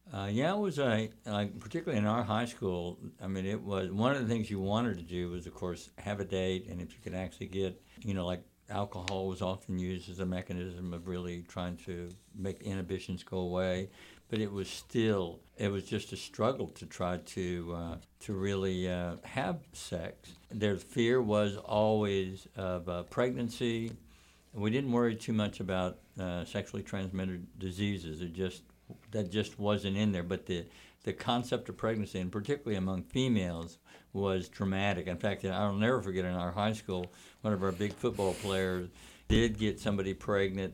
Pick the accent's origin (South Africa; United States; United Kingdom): United States; Texas; I grew up in Texas